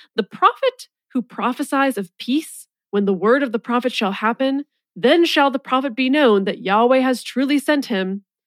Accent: hometown of Sierra Nevada brewery, California, United States; a brew from my hometown

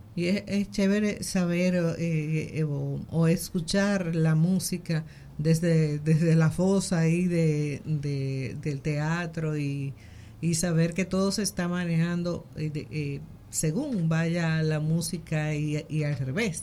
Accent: Dominican Republic; nosotros como dominicanos

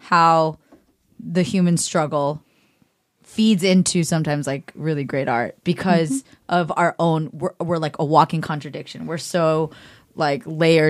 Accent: Cupertino, California, United States; I grew up in Cupertino

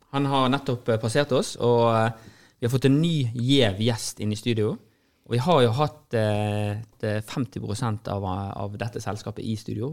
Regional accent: Norway; vi sier vi er fra Norge

